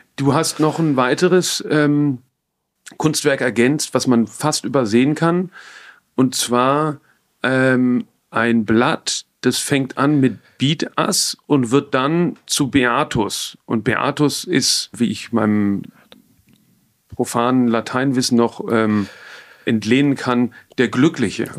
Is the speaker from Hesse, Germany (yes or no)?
yes; Frankfurt, Hesse, Germany; Ich bin in Frankfurt groß geworden